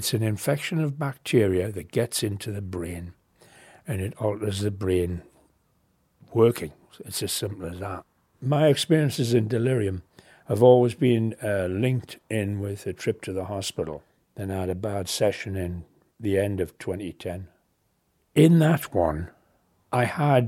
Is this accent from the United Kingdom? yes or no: yes; Newcastle upon Tyne, North East England, United Kingdom; moved away as an adult; also born or lived in Canada; I was born in Newcastle